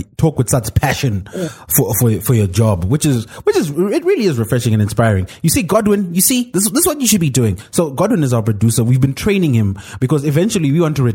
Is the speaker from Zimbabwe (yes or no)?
yes; Zimbabwe; I'm this upstart from Zim